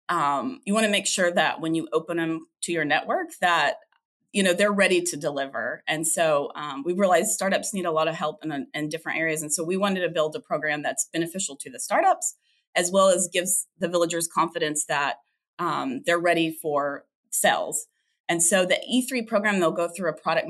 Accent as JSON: {"language": "English", "region": "Oklahoma", "country": "United States", "tie": "born or raised there", "moved": "as an adult", "lives_now": "Texas, United States", "said": "I grew up in Oklahoma and then moved to Texas about 8 years ago"}